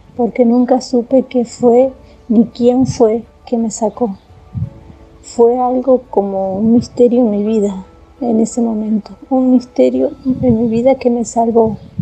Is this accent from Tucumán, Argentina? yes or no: no; Tandil, Buenos Aires Province, Argentina; also born or lived in Mar del Plata; now in Córdoba, Argentina; Soy de Tandil, pero vivo en Córdoba.